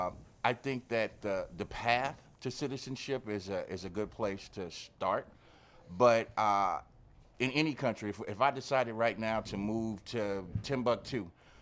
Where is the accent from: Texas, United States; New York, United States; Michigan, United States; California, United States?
California, United States; Los Angeles; Well, being from Southern California, I'm from the Los Angeles area.